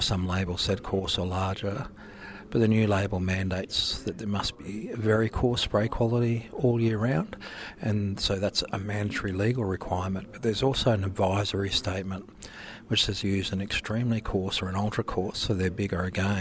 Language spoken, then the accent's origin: English; Darling Downs, Queensland, Australia; I'm from the Darling Downs